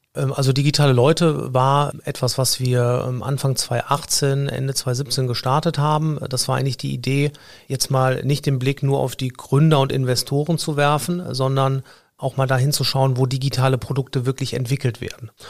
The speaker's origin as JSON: {"language": "German", "town": "Cologne", "region": "North Rhine-Westphalia", "country": "Germany", "said": "ich komme aus Köln-Nippes"}